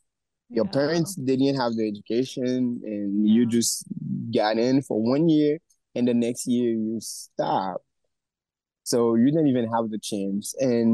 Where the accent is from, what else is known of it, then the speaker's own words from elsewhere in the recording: Haiti; also born or lived in Port-au-Prince; I grew up in Haiti. My family, they are from, my mom's from Jacmel. My dad is from a place called Bene, up in the mountain.